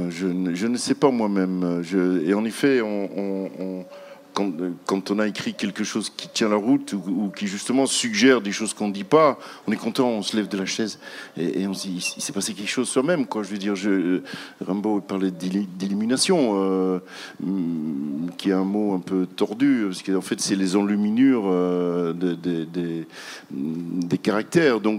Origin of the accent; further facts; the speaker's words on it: Quebec, Canada; Nous, les amis du Verbe, nous, nous on vient de, du Québec et on a trois versions de, de j'allais dire de ….